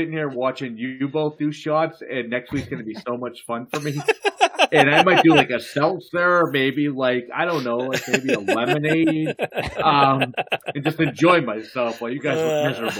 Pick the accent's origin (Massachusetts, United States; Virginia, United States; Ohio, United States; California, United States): Massachusetts, United States; Boston; accent: Boston; Now, I'm from Boston. You can hear it in my accent. and I love it. I love it.